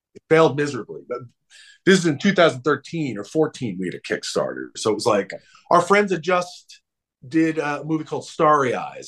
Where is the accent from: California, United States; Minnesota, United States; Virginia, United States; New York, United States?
New York, United States; Long Island; I grew up on Long Island in New York, very suburban